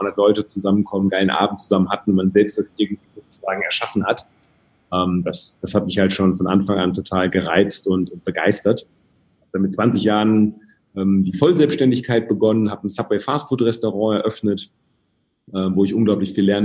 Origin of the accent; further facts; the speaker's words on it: Rhede, North Rhine-Westphalia, Germany; Ich komme aus dem schönen Münsterland, ganz behütet aufgewachsen in einem 20.000 Einwohner, ja, Dorf ist